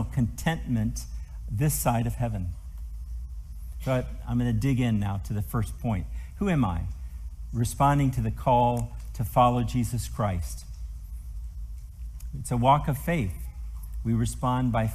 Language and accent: English; Tennessee, United States; moved away as an adult; now in France; I'm from Tennessee, because I'm here." And this is where I grew up